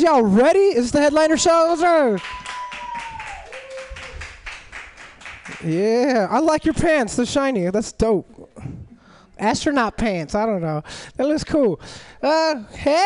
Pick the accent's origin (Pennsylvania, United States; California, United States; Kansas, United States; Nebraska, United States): California, United States; Los Angeles; moved away; I grew up in Southern California. I grew up in Los Angeles